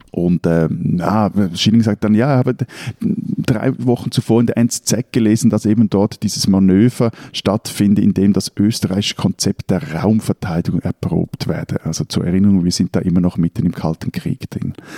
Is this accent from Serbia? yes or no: no; Switzerland; als Schweizer